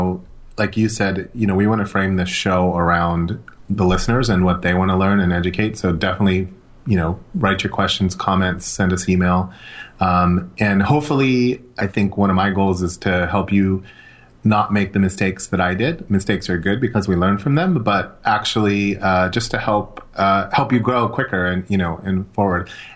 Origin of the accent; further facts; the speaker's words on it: Los Angeles, California, United States; growing up in Los Angeles